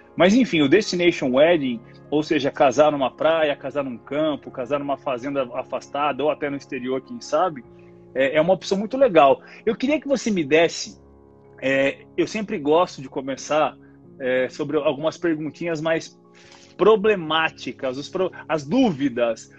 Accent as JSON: {"language": "Portuguese", "region": "interior of São Paulo state", "country": "Brazil", "said": "sou do interior do estado de São Paulo"}